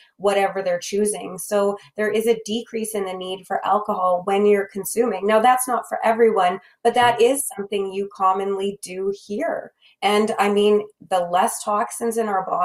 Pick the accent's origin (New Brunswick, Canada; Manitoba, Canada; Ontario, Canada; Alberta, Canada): Manitoba, Canada; you and I, as we both know, are from Manitoba.